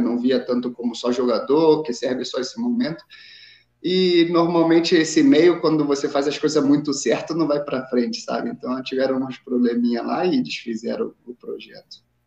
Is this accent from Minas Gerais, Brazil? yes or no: no; São Paulo, Brazil; accent: carioca; moved away as an adult; also born or lived in São João de Meriti, Rio de Janeiro / Itaguaí, Rio de Janeiro; now in Guatemala; quando era adolescente fui, fui jogar num time em São Paulo e, e aí cresci, praticamente cresci, vivi maior tempo aí em São Paulo, desde os meus 10, 10 11 anos de idade